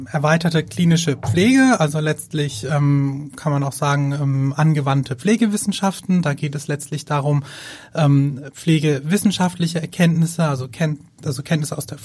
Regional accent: Würzburg, Bavaria, Germany; moved away as an adult; now in Hamburg, Germany; Wir kommen ursprünglich aus Würzburg.

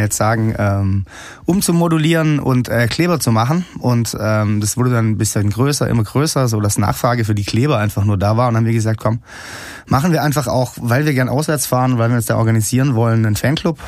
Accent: Stuttgart, Baden-Württemberg, Germany; ich komme aus Stuttgart

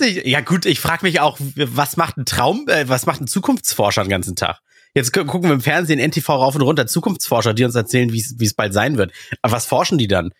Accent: Russia; moved away; Ich komme aus Russland

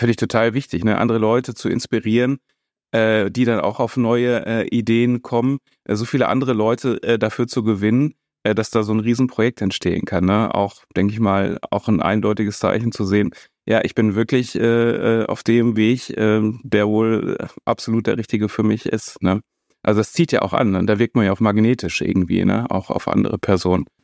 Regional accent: Paderborn, North Rhine-Westphalia, Germany; bin dann äh, in meiner Heimat in Paderborn äh, ins Priesterseminar dann eingetreten

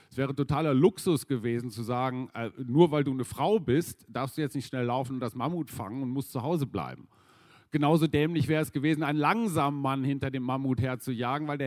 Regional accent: Münster, North Rhine-Westphalia, Germany; ich bin in Nordrhein-Westfalen groß geworden in Münster

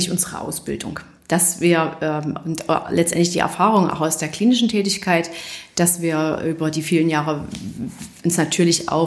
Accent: Saxony, Germany; ein Hineinwachsen ähm, in der Verbindung, dass man aus der Region stammt

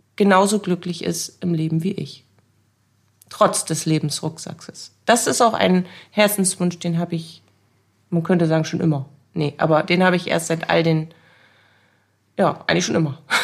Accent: Bremen, Germany; Ich wurde in Bremen geboren 1983

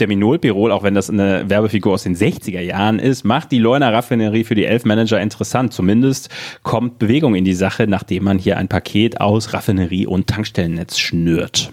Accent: West Germany, Germany; als Wessi frage ich mich

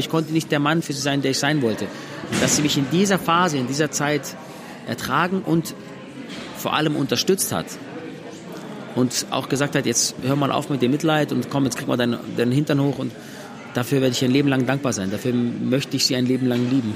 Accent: Swabia, Baden-Württemberg, Germany; Die zweite Mama, die ich habe, ist Deutschland, weil ich hier geboren bin

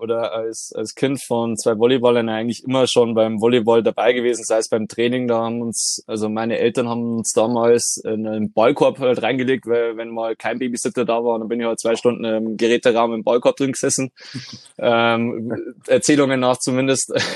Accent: Deggendorf, Bavaria, Germany; bin gebürtiger Deckendorfer

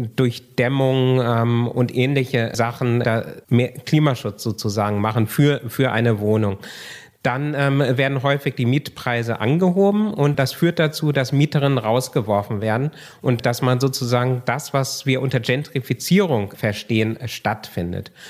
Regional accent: Kiel, Schleswig-Holstein, Germany; Also ich komme aus Kiel, also aus dem Norden

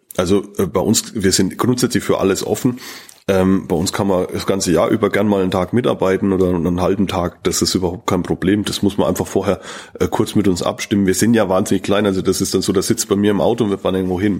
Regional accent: Bavaria, Germany; bei uns in Bayern

